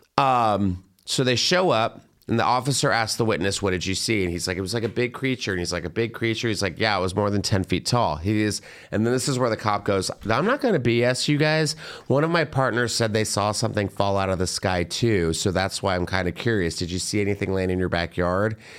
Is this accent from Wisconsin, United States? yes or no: no; Plano, Texas, United States; growing up in Texas with, like, all the Plano kids